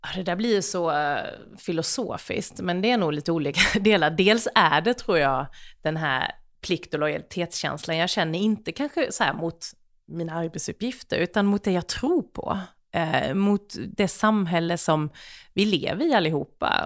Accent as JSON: {"language": "Swedish", "country": "Sweden", "said": "jag är ju ändå svensk"}